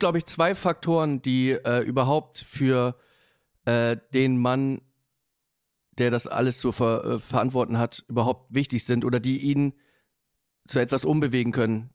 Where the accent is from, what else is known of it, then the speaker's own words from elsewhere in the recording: Hamburg, Germany; ich bin in Hamburg-Bergedorf groß geworden